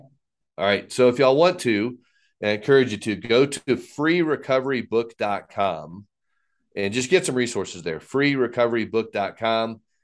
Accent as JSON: {"language": "English", "region": "Texas", "country": "United States", "tie": "born or raised there", "also_born_or_lived": "Fort Wayne, Indiana, United States", "said": "growing up in Indiana, moved to Texas in fourth grade"}